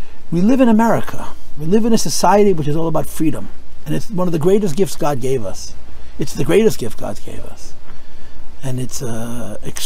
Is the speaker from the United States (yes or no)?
yes; United States; I'm an American